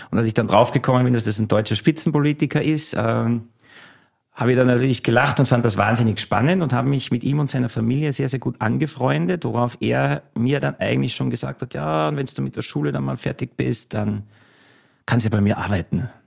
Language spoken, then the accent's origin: German; Salzburg, Austria; Ein waschechter Salzburger, Salzburg Land, äh, genauer gesagt im Salzburger Lungau, ist eine sehr idyllische Region.